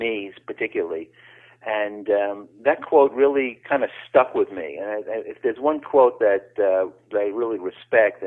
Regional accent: New York City, New York, United States; I grew up in the North Bronx, about 5 blocks north of Yankee Stadium in New York City

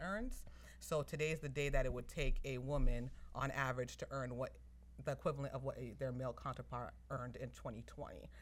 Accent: Somerville, Massachusetts, United States; I was born and raised in Somerville, Massachusetts.

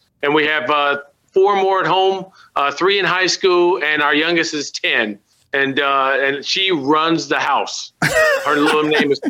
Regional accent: Milwaukee, Wisconsin, United States; moved away; I was born and raised in Milwaukee, Wisconsin. So that makes me a cheesehead. And yes, I'm a total 100% cheesehead. ROTC grad, married over 30 years.

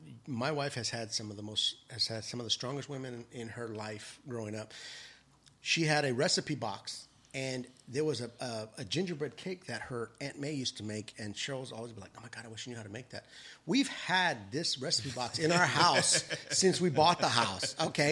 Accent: New Mexico, United States; born there; I was born in New Mexico, but I've lived all over the world.

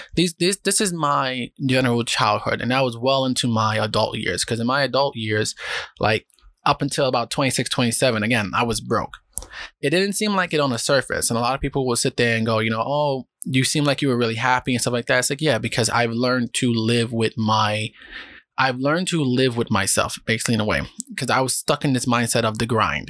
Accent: New York City, New York, United States; moved away as an adult; now in Japan; I'm from the South Bronx

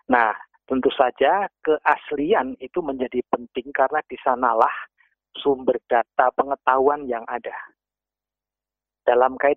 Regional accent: Java, Indonesia; saya ambil saja Jawa saya sebagai orang Jawa

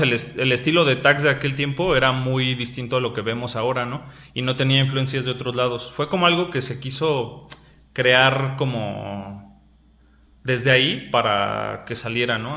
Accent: Mexico City, Mexico; moved away as an adult; now in Querétaro, Mexico; yo soy de nacido en la Ciudad de México, pero por decirlo así, la mitad de mi vida viví en Ciudad de México y actualmente radico en Querétaro

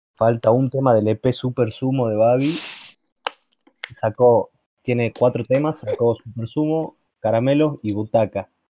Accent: Argentina; acá en Argentina

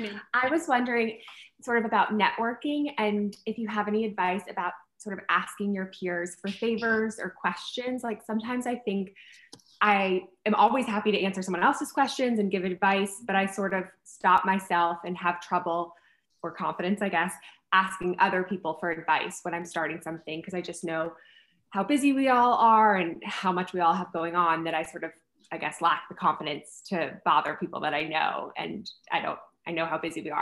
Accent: the South, United States; we're mainly from the South

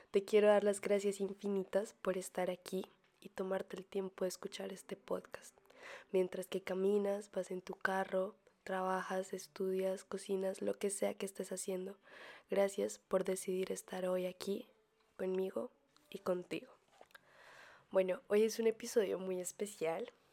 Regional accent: Colombia; moved away; las dos nos, em, nos fuimos de Colombia estamos estudiando en el extranjero.

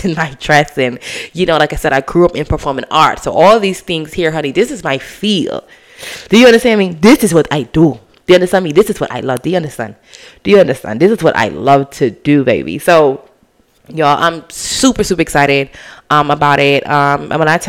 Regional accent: Bahamas; I'm from the Bahamas.

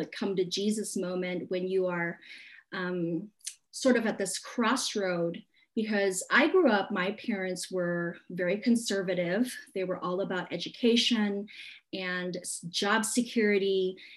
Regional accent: Hong Kong; moved away; I was born in Hong Kong, so I was very familiar with the traditions of feng shui and all that stuff

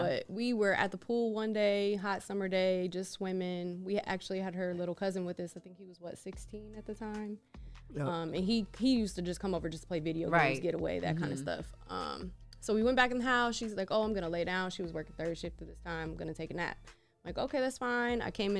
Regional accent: Cincinnati, Ohio, United States; hey, well, that's funny because I'm from Cincinnati, so when I got up here, like, people were like, oh, you're Damo's wife.

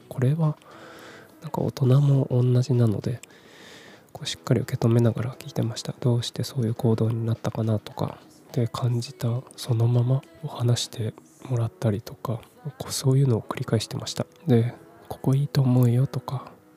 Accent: Kumamoto, Japan; moved away as an adult; also born or lived in Fukuoka / Tokyo; 18歳から福岡30歳から東京で暮らした後退職を機に地元の熊本に帰ってきた36歳無職の僕

